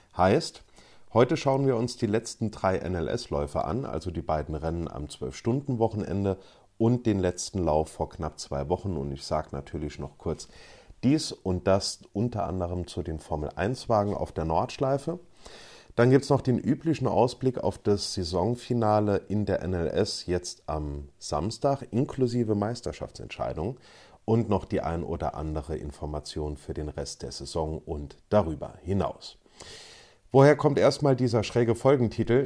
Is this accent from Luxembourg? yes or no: yes; Luxembourg; bei uns in Luxemburg